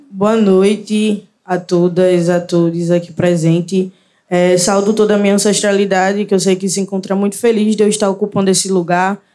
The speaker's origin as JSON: {"language": "Portuguese", "town": "Recife", "region": "Pernambuco", "country": "Brazil", "said": "sou de Recife, Pernambuco, mais especificamente da Zona Norte, do Arruda, comunidade do Arruda"}